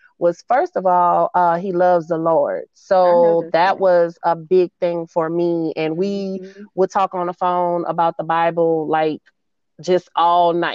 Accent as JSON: {"language": "English", "town": "New Orleans", "region": "Louisiana", "country": "United States", "moved": "as an adult", "lives_now": "Dallas, United States", "said": "I am a NOLA girl. I'm from New Orleans, Louisiana. but I've been here in Dallas for the last 18 years"}